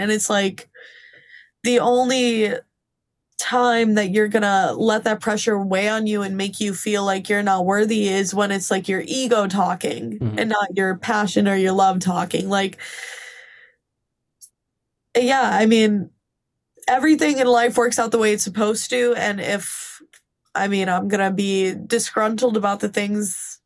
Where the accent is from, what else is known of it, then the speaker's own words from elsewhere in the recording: Scranton, Pennsylvania, United States; moved away as an adult; now in Nashville, United States; I'm from Scranton